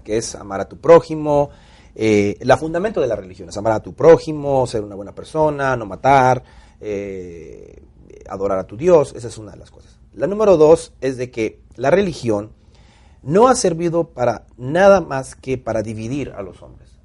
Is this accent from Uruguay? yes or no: no; Minatitlán, Veracruz, Mexico; moved away as an adult; now in Atlanta, United States; yo nazco en Veracruz. Eh, nací en Veracruz.